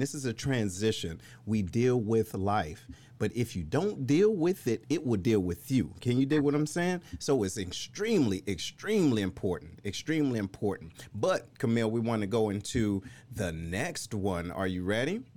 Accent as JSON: {"language": "English", "town": "Detroit", "region": "Michigan", "country": "United States", "also_born_or_lived": "Missouri", "moved": "as an adult", "said": "I'm originally from Detroit"}